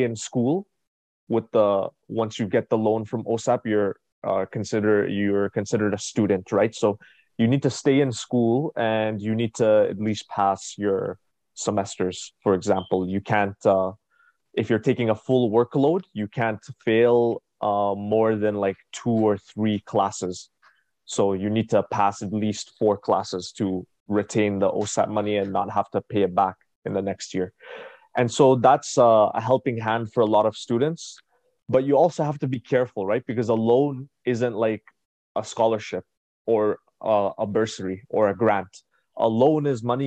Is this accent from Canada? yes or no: yes; Ottawa, Ontario, Canada; I was born and raised in Canada, Ottawa, Ontario. And growing up in Ottawa